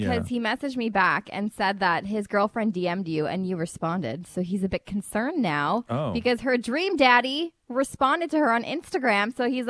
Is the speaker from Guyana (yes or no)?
yes; Guyana; now in Canada; I'm also from Guyana, born there, then moved here to Canada. And when I'm in Guyana, I do Guyanese culture things.